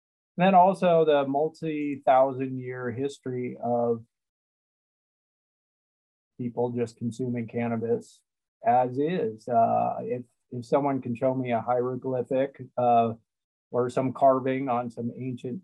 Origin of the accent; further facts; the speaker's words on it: Missouri, United States; I grew up in Missouri